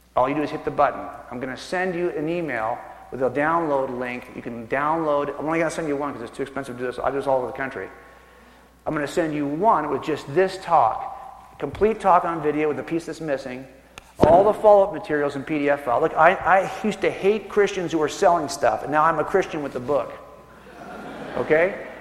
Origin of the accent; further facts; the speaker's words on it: California, United States; I was born and raised in California